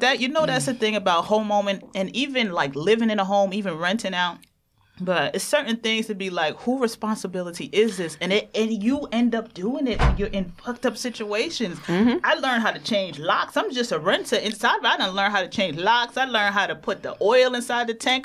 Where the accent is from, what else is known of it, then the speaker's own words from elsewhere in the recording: New York City, New York, United States; Me growing up in Jamaica, Queens